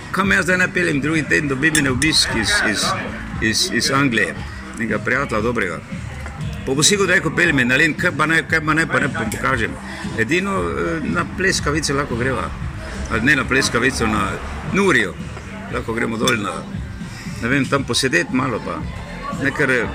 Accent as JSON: {"language": "Slovenian", "town": "Maribor", "region": "Drava", "country": "Slovenia", "tie": "born or raised there", "lives_now": "Jarenina, Slovenia", "said": "sem mestno dete, Maribora rojen v Linhartovi ulici in potem dolgo živel na Poljanah in pa na taboru"}